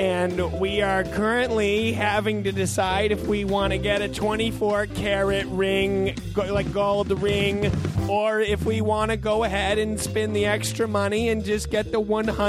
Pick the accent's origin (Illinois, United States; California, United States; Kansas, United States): Kansas, United States; Oh, hello. We're from Kansas. We wanted to come out and hear the show.